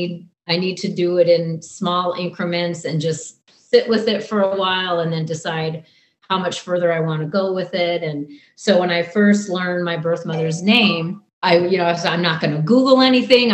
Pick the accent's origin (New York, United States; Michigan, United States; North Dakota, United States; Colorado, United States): North Dakota, United States; Bismarck; accent: Canadian / North Dakotan; moved away as an adult; also born or lived in Kamloops, British Columbia, Canada / Miles City, Montana; now in Nevada, United States; Montana for 1 year, fourth grade year, and then fifth grade on in Bismarck, North Dakota